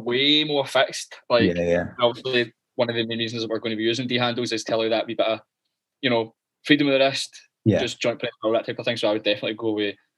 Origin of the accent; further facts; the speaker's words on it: Glasgow, Scotland, United Kingdom; accent: thick Glaswegian; I'm Glaswegian, right? I know my accent's pretty thick.